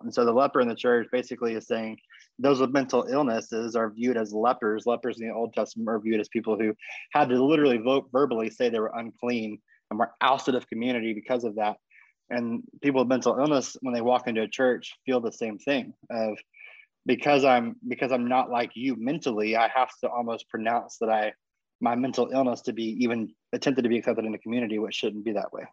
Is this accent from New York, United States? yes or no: no; Texas, United States; moved away as an adult; also born or lived in California; I was born in Texas and I went to college in California, and met my wife in California, and now I'm back to Texas. I'm about a I'm about a block, ironically, from the house I grew up